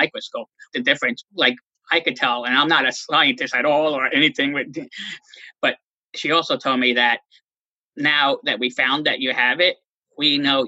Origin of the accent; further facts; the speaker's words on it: New York, United States; moved away; I was born and raised in New York, and I ended up moving back up to New York